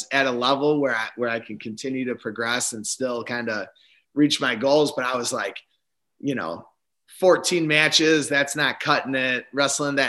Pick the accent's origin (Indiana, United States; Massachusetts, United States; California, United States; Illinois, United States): Illinois, United States; Spring Grove; We lived about 10 or 15 minutes away from each other at the time, Spring Grove in Johnsburg, Illinois.